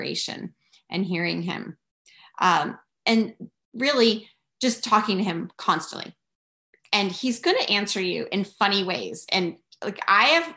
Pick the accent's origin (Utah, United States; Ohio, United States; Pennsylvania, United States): Pennsylvania, United States; Philadelphia; moved away as an adult; now in Pennsylvania, United States; I grew up outside Philly